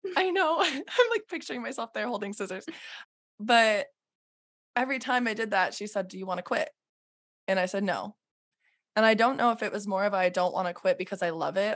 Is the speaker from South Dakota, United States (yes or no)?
yes; South Dakota, United States; also born or lived in Minnesota; I'm from South Dakota.